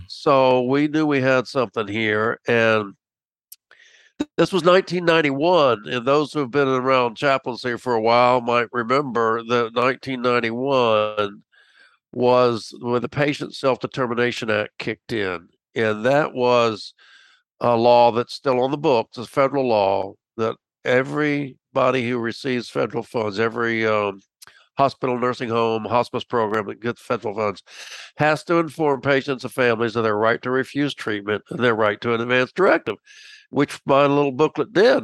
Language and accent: English; Tampa, Florida, United States; moved away as an adult; also born or lived in Miami, Florida / Macon, Georgia / Washington, DC area; I grew up in Tampa